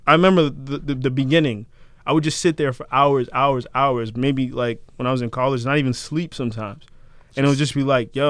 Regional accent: Randolph, Massachusetts, United States; I grew up in Randolph, but I spent a lot of time in Brockton.

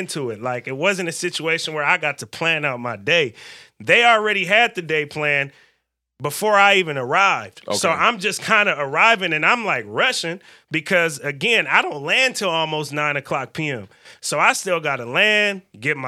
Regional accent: the Bay Area, California, United States; now in Portland, United States; I'm from the Bay. We're a little more diverse in the Bay

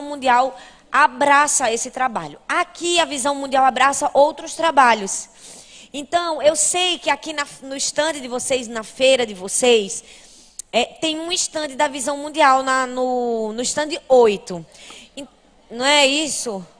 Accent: Recife, Pernambuco, Brazil; Lá na minha cidade, em Recife

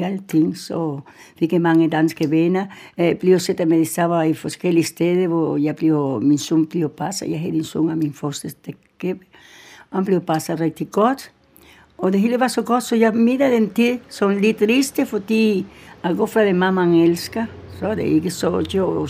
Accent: Gran Canaria, Canary Islands, Spain; Danish is a second language; moved away as an adult; also born or lived in Denmark; now in Humlebæk, Denmark; Jeg er født på Gran Canaria, en af de spanske øer, og jeg var der til, jeg var 21, tror jeg

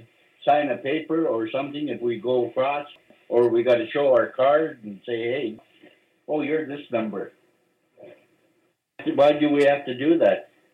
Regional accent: Homalco, British Columbia, Canada; now in Cortes Island, Canada; I've been a Tokaimu since I was born. I was born in Homalco, but my parents, my mom moved here. She married into

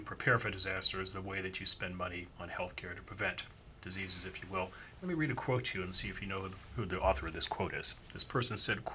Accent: California, United States; I'm a Californian

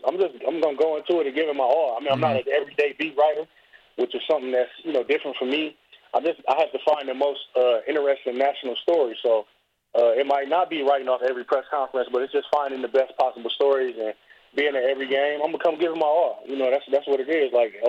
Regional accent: Michigan, United States; but I'm from Michigan.

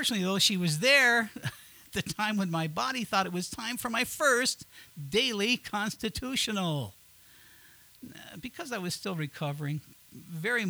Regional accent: Southern Colorado, United States; moved away as an adult; also born or lived in Knoxville / Miami; I'm from Southern Colorado

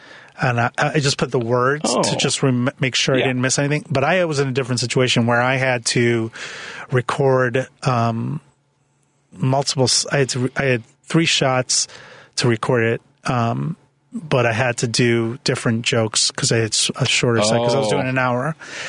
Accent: Chicago, Illinois, United States; also born or lived in Philadelphia; and I said born in Philadelphia, and they all clap and go, but I was raised in Chicago.

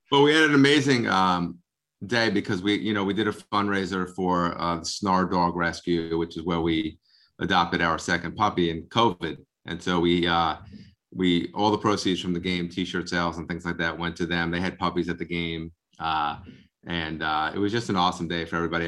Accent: Long Island, New York, United States; now in Bergen County, United States; I'm from Long Island

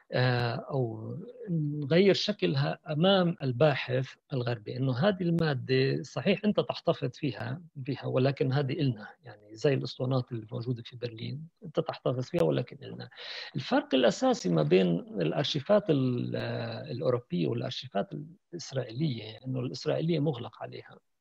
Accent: Palestine

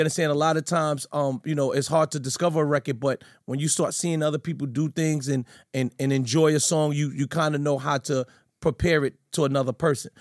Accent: New York City, New York, United States; I'm from Fort Greene, Brooklyn

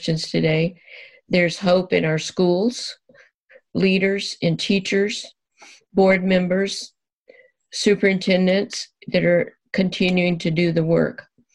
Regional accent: Deep South, United States; moved away; I was born and raised in the Deep South

